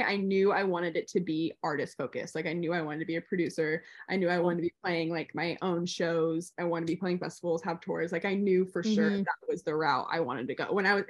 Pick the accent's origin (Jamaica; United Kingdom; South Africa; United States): United States; Chico, California; lived in Chico. Chico is Northern California. And that's where I would consider like my home, like my hometown is Chico. That was the town that I was like had my roots in the longest.